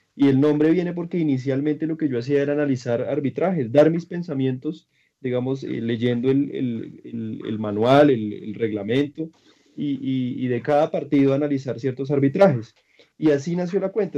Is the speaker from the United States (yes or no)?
no; Colombia; yo soy de Colombia